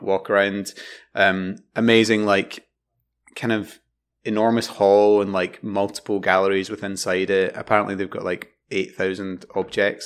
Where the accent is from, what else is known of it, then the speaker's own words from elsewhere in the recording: Glasgow, Scotland, United Kingdom; accent: South Side; growing up in Glasgow